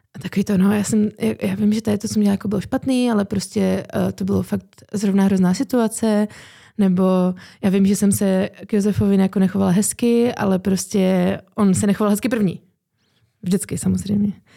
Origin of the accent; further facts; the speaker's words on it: Haná, Czechia; accent: Hanák; babičku z Hané a dědečka, takže vyrostla jsem v hanáckém prostředí